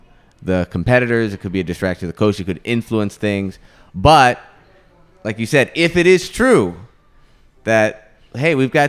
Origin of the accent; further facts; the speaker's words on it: United States; compared to what I grew up with in the United States